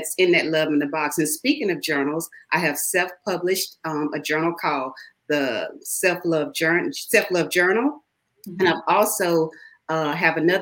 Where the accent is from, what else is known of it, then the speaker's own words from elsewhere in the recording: Houston, Texas, United States; I am from Houston, Texas